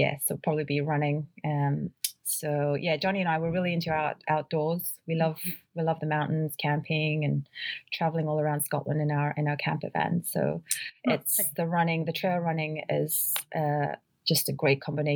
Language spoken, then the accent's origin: English; New Zealand; moved away as an adult; also born or lived in Dunedin, New Zealand / Melbourne, Australia; I grew up in New Zealand. My parents are Filipino immigrants